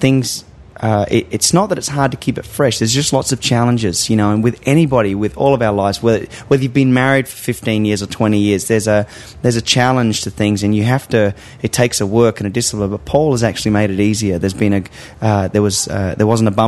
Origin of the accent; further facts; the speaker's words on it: Australia; moved away; my home country